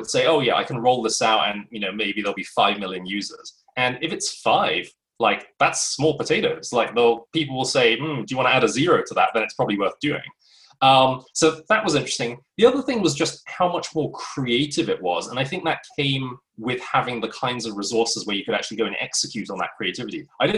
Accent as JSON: {"language": "English", "region": "London", "country": "United Kingdom", "tie": "born or raised there", "also_born_or_lived": "United States", "moved": "as an adult", "said": "back to London, my hometown"}